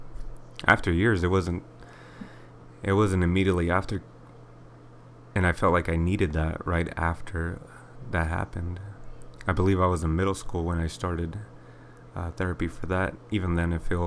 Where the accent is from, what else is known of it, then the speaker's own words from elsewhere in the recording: Inland Empire, Southern California, United States; I was born in 1991 in SoCal, to be specific, Inland Empire